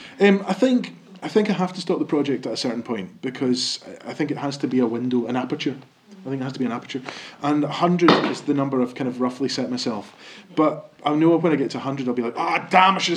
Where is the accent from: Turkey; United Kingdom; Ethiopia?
United Kingdom; West Coast of Scotland; we're also from the West Coast as well, all of us